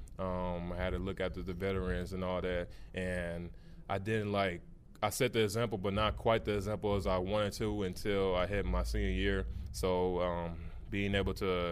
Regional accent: Missouri, United States; now in Cincinnati, United States; I'm from Missouri

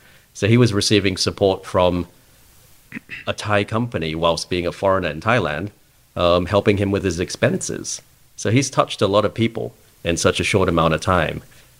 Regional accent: Australia; moved away as an adult; it was my home for 20 years. I grew up in Australia from the age of four.

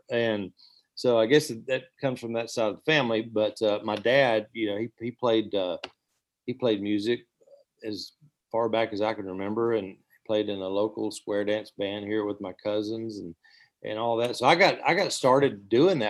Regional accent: Hiawassee, Georgia, United States; also born or lived in Blairsville, Georgia / Nashville, Tennessee; I was born in North Georgia Mountains in a little town called Hiawassee, Georgia

